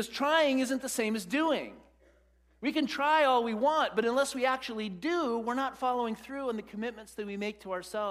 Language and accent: English; United States; as American Western Christians